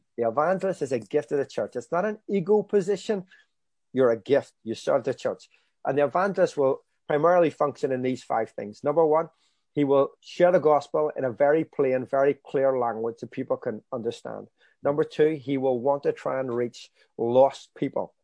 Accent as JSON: {"language": "English", "town": "Belfast", "region": "Northern Ireland", "country": "United Kingdom", "tie": "born or raised there", "said": "I grew up in, um, If East Belfast, still live in East Belfast"}